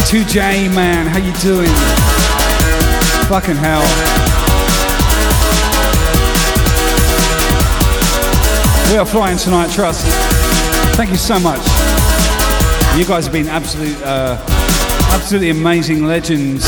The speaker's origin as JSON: {"language": "English", "town": "Southampton", "region": "South East England", "country": "United Kingdom", "said": "I come from Southampton, so in the next suburb from me"}